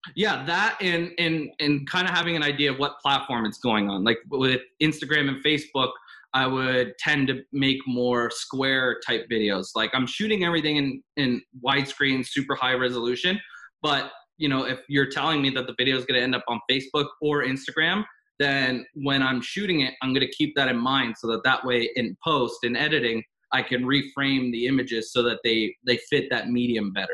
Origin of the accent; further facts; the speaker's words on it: Cambridge, Ontario, Canada; growing up in Cambridge